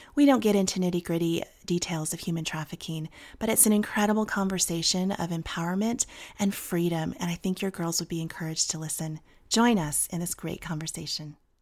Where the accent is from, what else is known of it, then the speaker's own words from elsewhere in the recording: United States; also born or lived in Virginia / Tennessee; now in Denver, United States; I, I grew up in Virginia and Tennessee